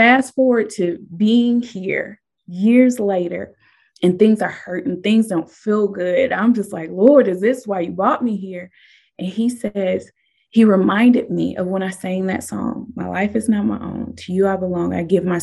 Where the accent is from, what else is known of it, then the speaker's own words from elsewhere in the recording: Nebraska, United States; moved away as an adult; now in Southern United States; I moved here from Nebraska.